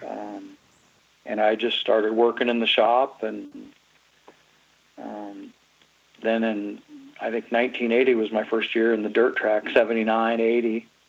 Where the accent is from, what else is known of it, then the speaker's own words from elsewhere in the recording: Huron, South Dakota, United States; also born or lived in Dallas, Texas; now in Iowa, United States; I was actually born in Dallas, Texas. Really born there, but really probably conceived even in South Dakota and lived my life in South Dakota. Grew up there. Come down to Iowa in, in uh, about 77.